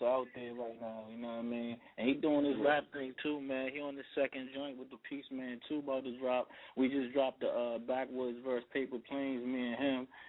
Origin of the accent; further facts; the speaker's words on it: Washington, District of Columbia, United States; also born or lived in Connecticut; I'm from Washington, D.C., man. Shouts out to Northeast